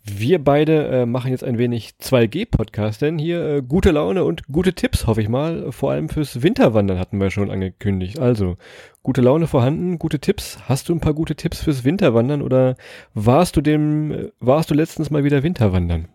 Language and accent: German; Lower Saxony, Germany; wie wir Niedersachsen sagen